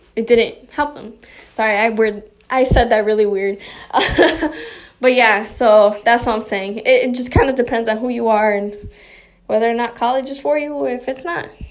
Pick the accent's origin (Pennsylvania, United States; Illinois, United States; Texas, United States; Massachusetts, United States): Illinois, United States; Chicago; also born or lived in Michigan; Born and raised in Chicago